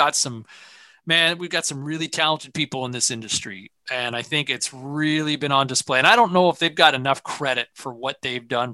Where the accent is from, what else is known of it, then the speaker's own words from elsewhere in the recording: Ottawa, Ontario, Canada; the house growing up in Ottawa.